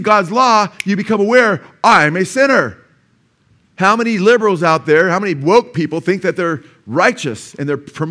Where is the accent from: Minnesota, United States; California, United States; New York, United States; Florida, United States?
California, United States; Simi Valley; I was born in Simi Valley, you know, at a doctor's office before they had the community hospital up there, Simi Valley Hospital.